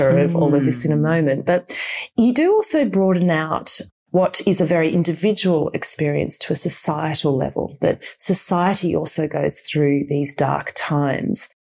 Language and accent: English; Australia; moved away; as an Australian